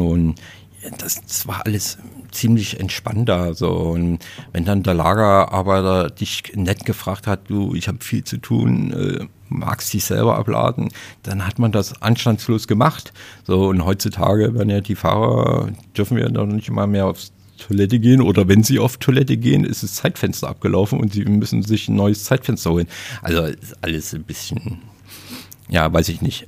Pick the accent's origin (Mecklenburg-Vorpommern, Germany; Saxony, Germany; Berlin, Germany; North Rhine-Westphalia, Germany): Saxony, Germany; Leipzig; accent: Saxon; moved away; ich bin Sachse. Ich komme aus dem Osten und bin da auch geboren